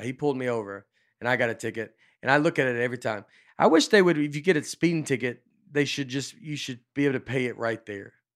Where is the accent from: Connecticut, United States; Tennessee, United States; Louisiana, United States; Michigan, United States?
Tennessee, United States; Old Hickory; I grew up in Old Hickory, which is Lakewood